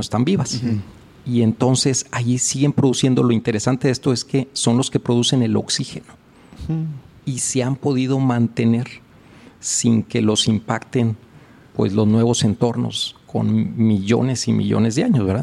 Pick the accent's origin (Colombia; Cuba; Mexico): Mexico; Cuatro Ciénegas, Coahuila; moved away as an adult; also born or lived in Mexico City; yo vengo de un pueblo muy chiquito, que se llama Cuatro Ciénegas, Coahuila en el norte del país.